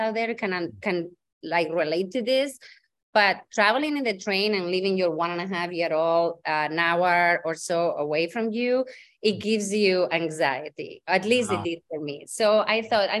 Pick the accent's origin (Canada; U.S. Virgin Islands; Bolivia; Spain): Spain; Santander, Cantabria; English is a second language; also born or lived in Dublin, Ireland / London, United Kingdom; now in Massachusetts, United States; I'm originally from Spain, born and bred in on the north side of Spain, a small town called Santander